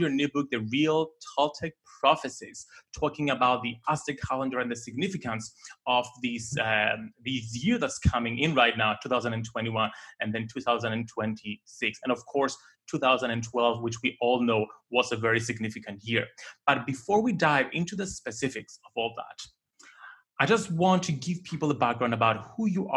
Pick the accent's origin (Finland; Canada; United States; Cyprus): Cyprus; I'm Greek Cypriot, so I grew up in Cyprus